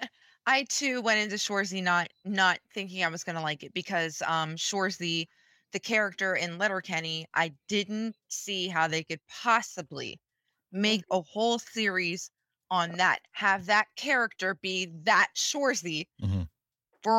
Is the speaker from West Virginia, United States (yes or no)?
yes; West Virginia, United States; I'm from the States. I'm from West fucking Virginia, Ohio